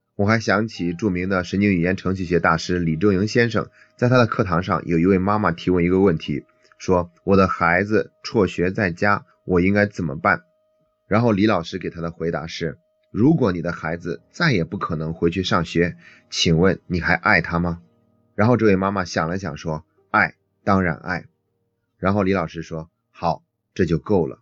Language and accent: Chinese; China; 在这方面，我们中国人做的是比较弱的